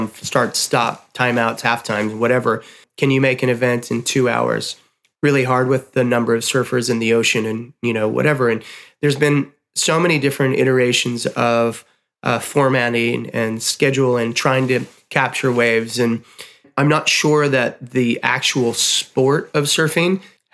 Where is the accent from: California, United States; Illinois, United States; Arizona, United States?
Illinois, United States; Chicago; as a kid growing up in Chicago